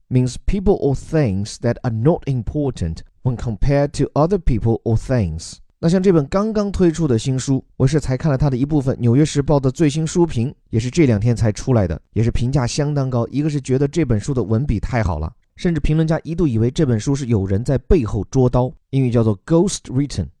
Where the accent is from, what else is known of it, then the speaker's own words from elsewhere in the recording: Chengdu, Sichuan, China; 我的家乡啊，成都 有三千多年的历史了